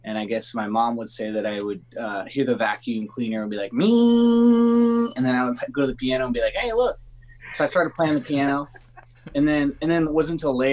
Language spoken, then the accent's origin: English; Los Angeles, California, United States; I grew up in California